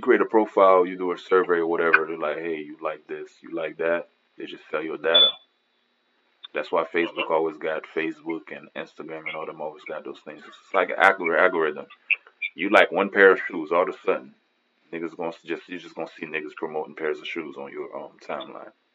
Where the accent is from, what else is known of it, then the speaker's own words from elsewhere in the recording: Miami, Florida, United States; I was raised in Miami